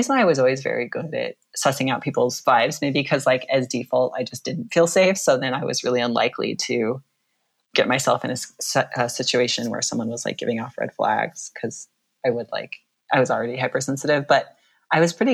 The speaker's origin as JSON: {"language": "English", "town": "Anchorage", "region": "Alaska", "country": "United States", "tie": "born or raised there", "said": "I grew up in Anchorage, which is a city."}